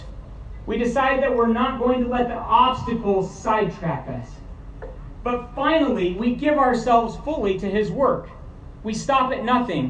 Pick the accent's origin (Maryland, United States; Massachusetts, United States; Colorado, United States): Colorado, United States; Montrose; now in New Mexico, United States; I was born in Montrose and spent a lot of time in Colorado, I'm now from the beautiful state of New Mexico